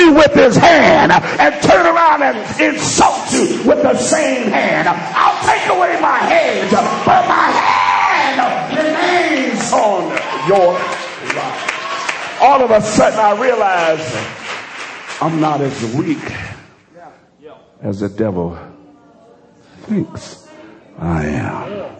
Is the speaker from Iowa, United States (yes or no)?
no; Alabama, United States; Only thing I can equate this to is, fortunately, I'm from Alabama.